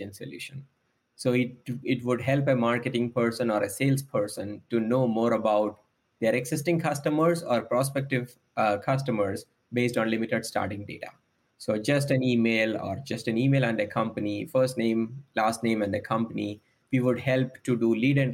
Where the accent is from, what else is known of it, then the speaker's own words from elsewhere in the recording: Kerala, India; moved away as an adult; now in United States; I come from the southwest coast of India. The state name is called Kerala.